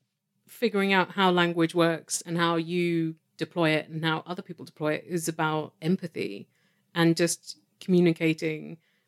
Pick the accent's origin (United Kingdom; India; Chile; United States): United Kingdom; now in Canada; Yes, official Brit.